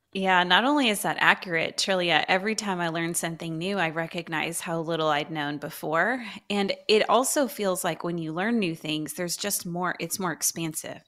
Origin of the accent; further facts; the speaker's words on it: Houston, Texas, United States; moved away as an adult; now in Dallas, United States; I'm a true Houstonian